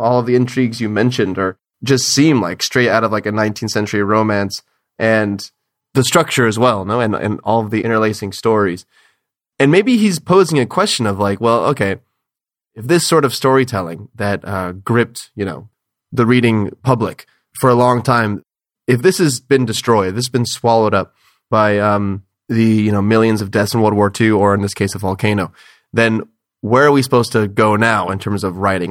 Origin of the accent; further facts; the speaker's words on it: United States; as an American